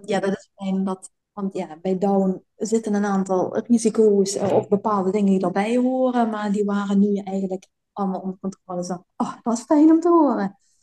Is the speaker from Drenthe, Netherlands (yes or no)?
no; Sittard, Limburg, Netherlands; moved away as an adult; now in Belgium; dat ik überhaupt uit zitterd weg zou gaan